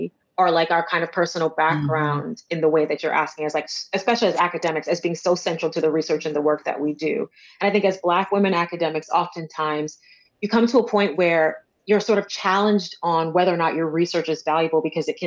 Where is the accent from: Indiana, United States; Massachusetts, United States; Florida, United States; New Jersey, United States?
Florida, United States; Orlando; moved away as an adult; also born or lived in Chicago / New York; now in London, United Kingdom; spent my most formative years living in Orlando, Florida